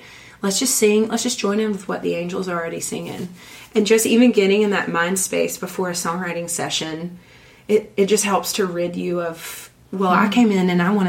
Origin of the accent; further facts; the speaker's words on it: the South, United States; growing up in the South, when you go to revival, it's like a ham breakfast, and repent